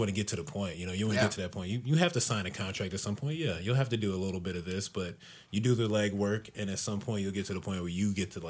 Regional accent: Abilene, Texas, United States; now in Austin, United States; I grew up in Abilene, of course

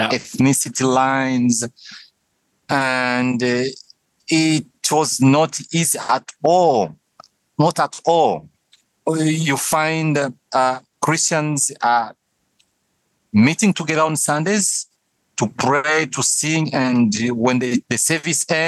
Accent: DR Congo; moved away as an adult; also born or lived in Burundi / Ontario, Canada; now in Lusaka, Zambia; Congo and grew up in Congo. Uh, though I was born in Burundi and then crossed back again after a few years uh, uh, while I was still a baby in Congo.

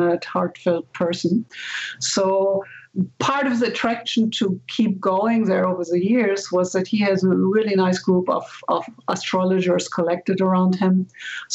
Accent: Germany; moved away as an adult; now in United States; I'm originally from Germany. And when I came to the States

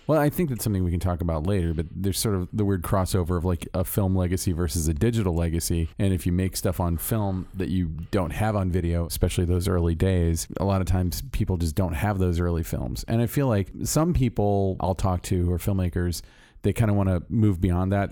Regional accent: Orlando, Florida, United States; moved away as an adult; I'm from Orlando, Florida

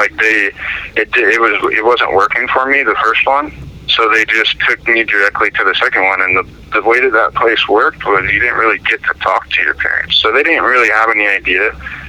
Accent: Longview, Washington, United States; I grew up in Longview, Washington

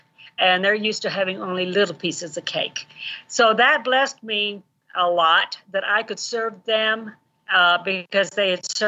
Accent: Kenya; Okay, well, I grew up in Kenya, East Africa, 20 miles away from Obama's grandmother.

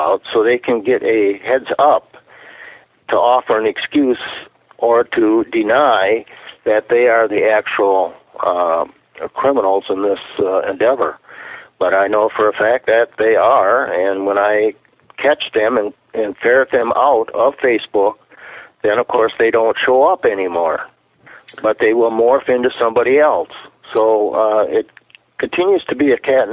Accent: United States; we as an American people

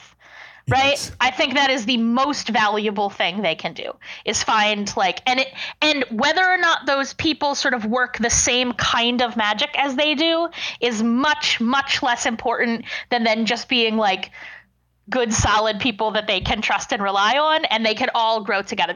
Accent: Lancaster, Pennsylvania, United States; moved away as an adult; also born or lived in Delaware; now in Pittsburgh, United States; I grew up in Lancaster, Pennsylvania, which is known as like Amish country

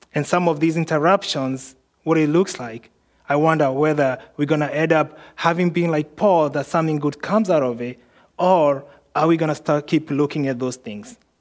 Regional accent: Kenya; moved away; I was born in Kenya.

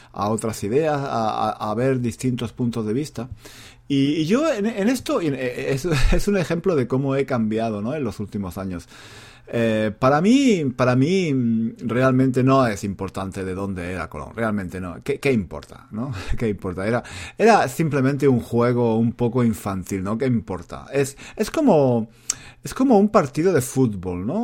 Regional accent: Spain; now in London, United Kingdom; me siento español

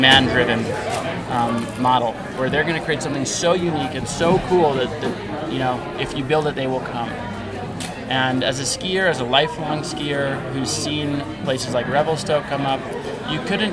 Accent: New York City, New York, United States; I come from New York City

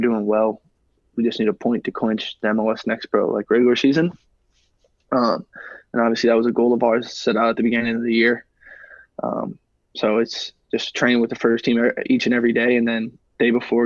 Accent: St. Louis, Missouri, United States; it's my hometown club, obviously. They're not even here yet, and I kind of have like a soft spot in my heart just because I'm a St. Louis guy

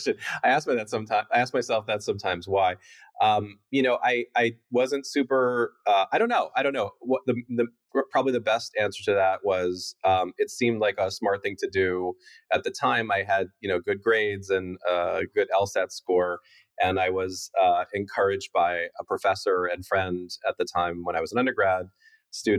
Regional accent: New York City, New York, United States; also born or lived in Costa Rica; I was born in Costa Rica, and then my parents moved back to the United States, and I grew up in a loft in Soho in New York City

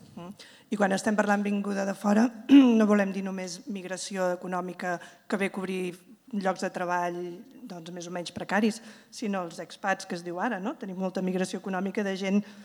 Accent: Terrassa, Catalonia, Spain; jo vinc de comarques de Terrassa

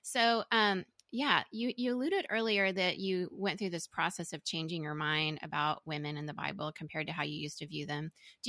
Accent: Venezuela; also born or lived in Indonesia / Singapore; The reason I separated is because my Venezuelan upbringing and then my time in Indonesia and Singapore in the churches wasn't the same.

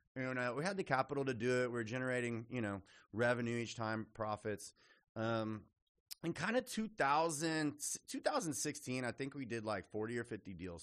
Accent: Austin, Texas, United States; also born or lived in Lubbock, Texas / Houston, Texas; So I'm a native Texan, grew up in Austin, was raised in Austin

